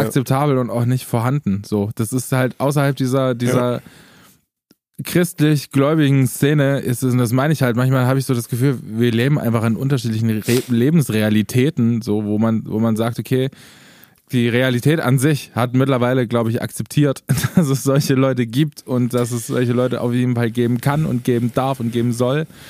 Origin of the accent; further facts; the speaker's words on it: Eisleben, Saxony-Anhalt, Germany; meine Geburtsstadt Eisleben